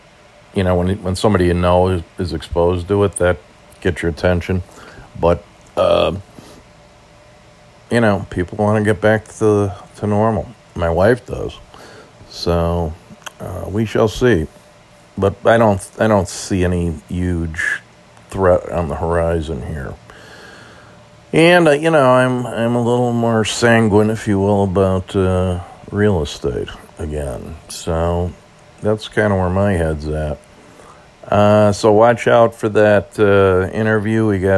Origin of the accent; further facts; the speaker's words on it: Ireland; As an Irishman, always like to see the green.